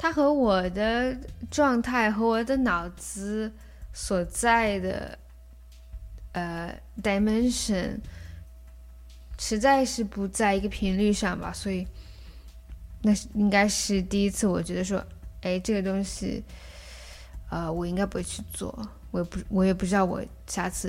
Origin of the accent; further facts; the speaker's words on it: Yellow River area, China; 然后包括黄鹤兰，它就是字面上的，就是关于我在黄河边长大的。